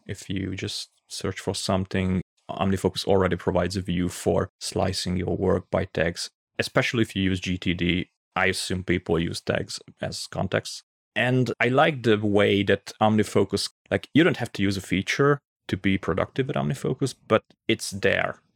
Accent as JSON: {"language": "English", "town": "Pécs", "region": "Baranya", "country": "Hungary", "said": "I'm from Hungary"}